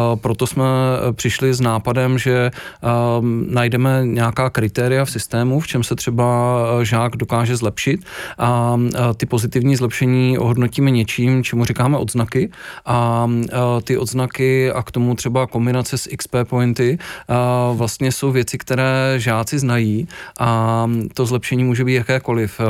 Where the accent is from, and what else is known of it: Czechia